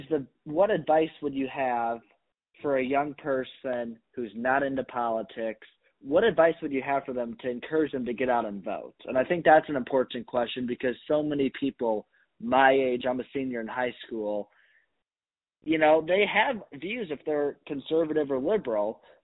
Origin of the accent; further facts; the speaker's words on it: Sylvania, Ohio, United States; now in New Palestine, United States; I'm from Sylvania, Ohio originally.